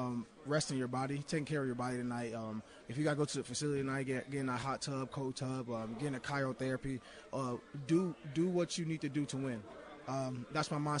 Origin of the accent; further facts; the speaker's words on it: the South, United States; moved away as an adult; I'm from the South